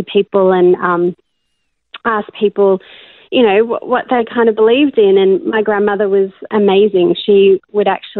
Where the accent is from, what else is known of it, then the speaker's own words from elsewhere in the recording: Australia; also born or lived in Cape Town, South Africa; now in Melbourne, Australia; I was born in Cape Town in South Africa, and my family moved over to Australia when I was about 9